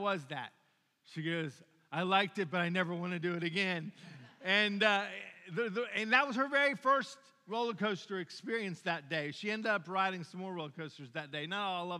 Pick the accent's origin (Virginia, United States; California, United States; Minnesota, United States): Virginia, United States; Williamsburg; moved away; I've been to Busch Gardens a bunch of times growing up in Williamsburg, Virginia